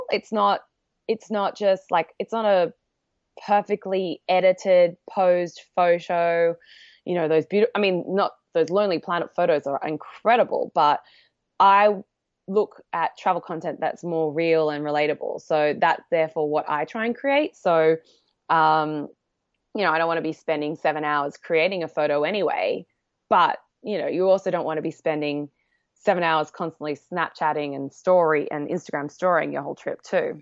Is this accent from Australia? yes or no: yes; Australia; moved away as an adult; now in New York, United States; I obviously grew up in Australia